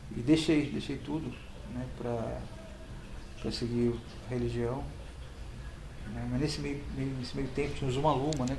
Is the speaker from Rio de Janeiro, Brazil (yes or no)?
no; Embu das Artes, São Paulo, Brazil; also born or lived in Vila Missionária, São Paulo; aqui em Bu foi onde realmente me criei, de pivete